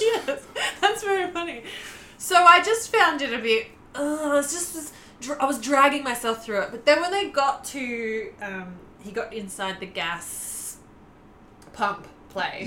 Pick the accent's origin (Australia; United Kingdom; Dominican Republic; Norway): Australia; as an Australian